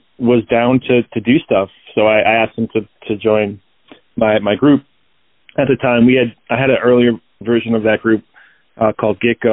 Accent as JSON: {"language": "English", "town": "Rockville Centre", "region": "New York", "country": "United States", "tie": "born or raised there", "moved": "as an adult", "lives_now": "Chicago, United States", "said": "And then we moved out to Long Island when I was like five, in Rockville Center, kind of this small town, like just on the southwest part of the island. But yeah, it was a nice place to grow up for sure"}